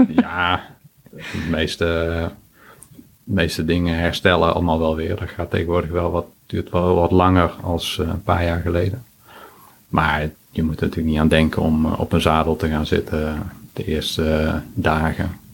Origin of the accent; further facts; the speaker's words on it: 's-Hertogenbosch, North Brabant, Netherlands; Ik kom uit Den Bosch